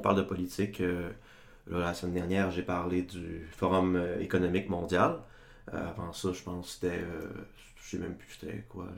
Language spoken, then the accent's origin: French; Chicoutimi, Quebec, Canada; moved away as an adult; now in Sherbrooke, Canada; je viens de Chicoutimi, comme vous deux